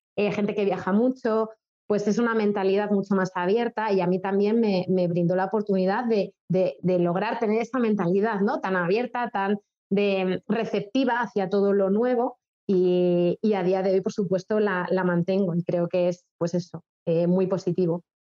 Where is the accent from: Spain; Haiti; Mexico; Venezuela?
Spain; moved away as an adult; also born or lived in China; somos españoles